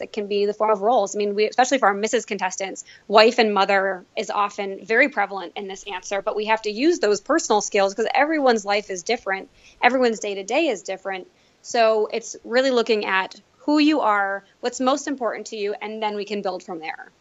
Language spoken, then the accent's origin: English; Elmira, New York, United States; moved away as an adult; now in Buffalo, United States; I was born and raised in Elmira, New York, where I went to a small Catholic school